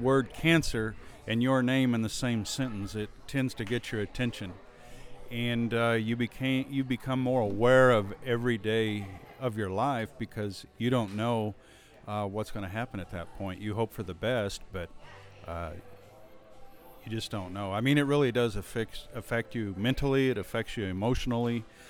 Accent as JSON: {"language": "English", "region": "New Mexico", "country": "United States", "lives_now": "Amarillo, United States", "said": "I moved here in 1980. I'm originally from the northeastern corner of New Mexico, and I've lived in the Amarillo Panhandle, or the Texas Panhandle, since 1980."}